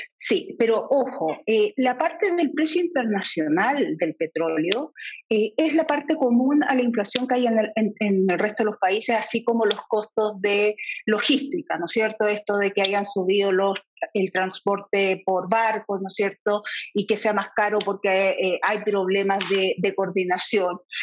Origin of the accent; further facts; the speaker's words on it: Chile; como chilenos